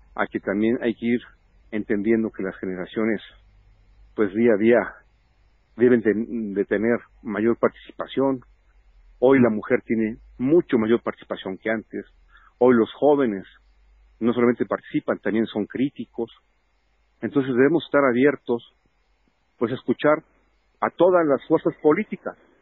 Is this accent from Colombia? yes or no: no; Puebla, Mexico; yo nací en Puebla y moriré en Puebla.